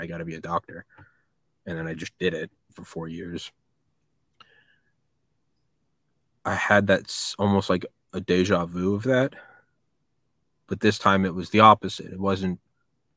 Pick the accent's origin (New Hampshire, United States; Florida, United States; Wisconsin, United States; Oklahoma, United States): New Hampshire, United States; also born or lived in Maryland / Athens, Georgia; now in Georgia, United States; I'm from New Hampshire